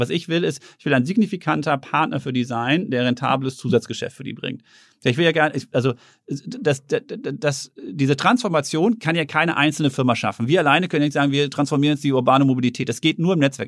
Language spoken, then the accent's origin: German; Herten, North Rhine-Westphalia, Germany; moved away; ich bin in Herten groß geworden, im Ruhrgebiet